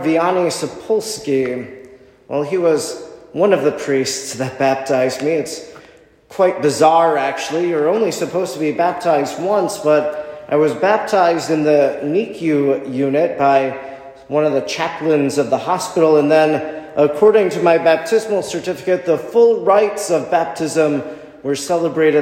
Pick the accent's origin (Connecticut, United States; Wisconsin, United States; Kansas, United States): Wisconsin, United States; Oconto; Growing up in Oconto, the priest that would have gave me First Holy Communion should have been my pastor